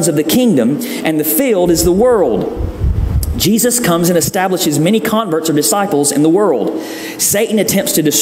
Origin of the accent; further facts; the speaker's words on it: the South, United States; growing up in the South